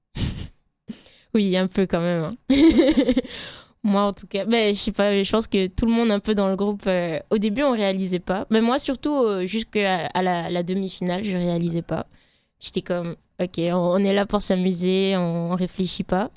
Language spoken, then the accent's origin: French; Martinique; moved away; je suis martiniquaise